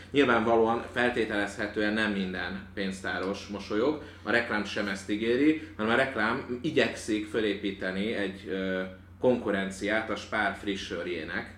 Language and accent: Hungarian; Hungary; first language Hungarian; itt születtem, és az anyanyelvemnek is tekintem